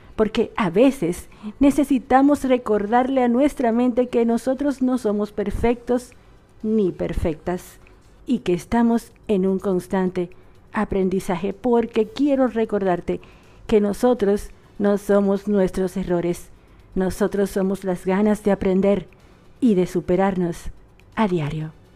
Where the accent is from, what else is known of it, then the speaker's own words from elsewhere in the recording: Dominican Republic; now in Argentina; una dominicana por esta RSS Radio